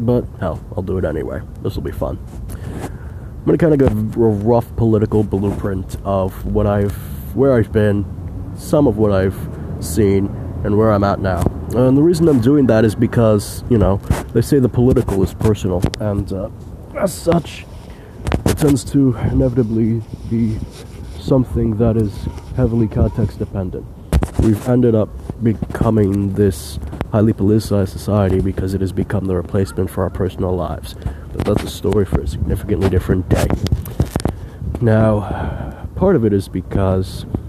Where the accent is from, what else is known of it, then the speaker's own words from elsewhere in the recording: New York City, New York, United States; I was born and raised in New York City my whole life